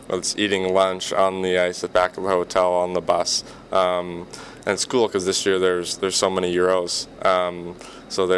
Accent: Canada; moved away; as a Canadian coming down here

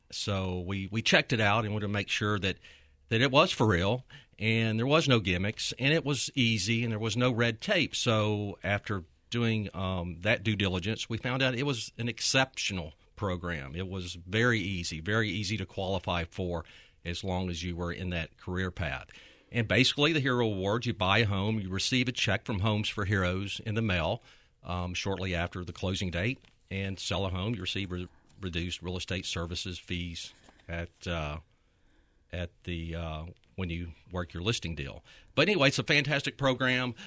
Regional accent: Memphis, Tennessee, United States; we're both from Memphis. We attended school here, uh, all of our lives

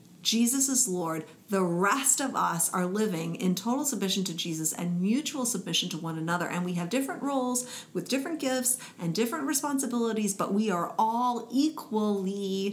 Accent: United States; I'm an American

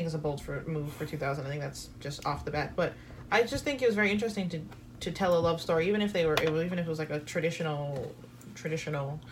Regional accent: Florida, United States; I'm from Florida. Florida is flatter than a pancake

